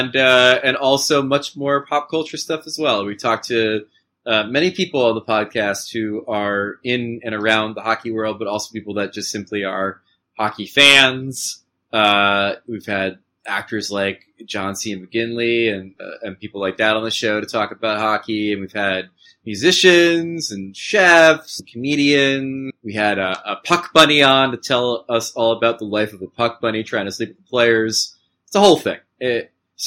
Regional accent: Matawan, New Jersey, United States; growing up where I grew up in Mattawan

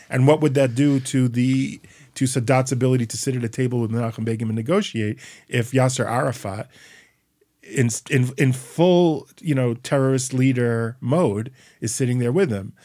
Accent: United States; I'm from the United States

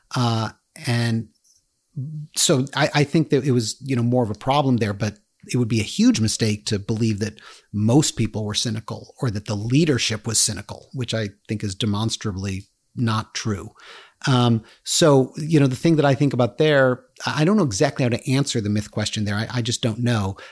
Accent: United States; because I live in America, because I grew up in America

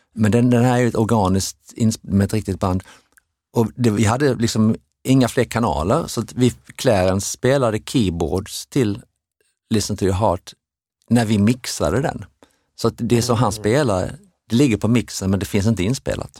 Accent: Sweden; vi var från Sverige

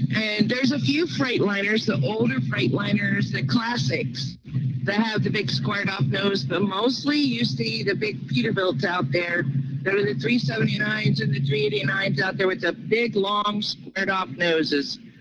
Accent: Oklahoma, United States; now in Kingston, United States; I'm from East Tennessee, a little town called Kingston, but I'm originally from Oklahoma

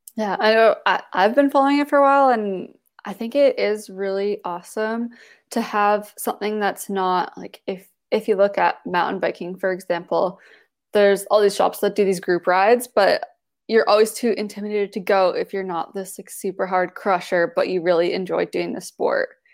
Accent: Canada; I'm a Canadian

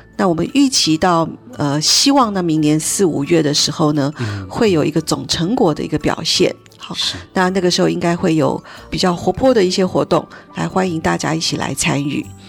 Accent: Taiwan; 我们台湾人

